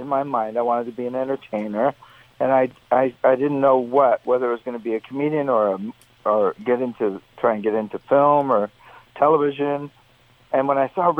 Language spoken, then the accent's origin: English; Canada; in Canada politically we also we're big on American politics as well as Canadian